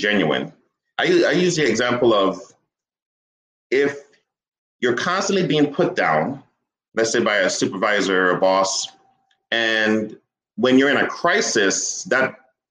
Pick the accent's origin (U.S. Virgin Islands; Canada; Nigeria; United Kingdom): U.S. Virgin Islands; St. Croix; I grew up on the Virgin Islands in St. Croix.